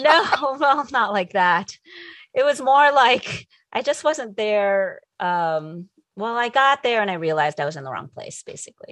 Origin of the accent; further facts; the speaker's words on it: New Jersey, United States; moved away as an adult; also born or lived in Connecticut; now in California, United States; I grew up in New Jersey.